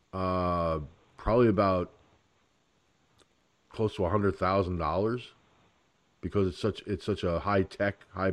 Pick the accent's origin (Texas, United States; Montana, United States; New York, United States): New York, United States; Peekskill; Peekskill, my hometown